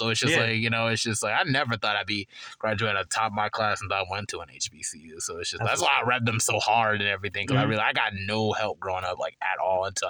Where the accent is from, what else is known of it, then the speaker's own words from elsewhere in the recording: Charlotte, North Carolina, United States; I'm from East Side Charlotte